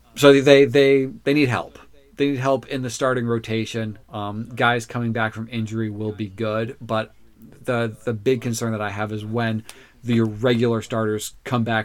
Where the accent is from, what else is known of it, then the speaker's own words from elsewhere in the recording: Orlando, Florida, United States; I'm from Orlando